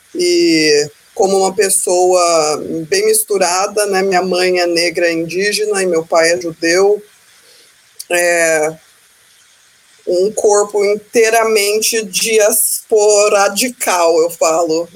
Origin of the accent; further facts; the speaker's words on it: United States; Portuguese is a second language; crescendo fora do Brasil, minha família é super evangélica, é, bem religiosos. Eu crescendo aqui nos Estados Unidos